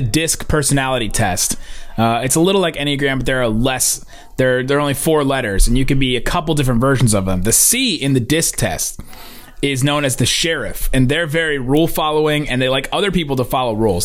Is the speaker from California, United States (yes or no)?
no; Cincinnati, Ohio, United States; I grew up in Cincinnati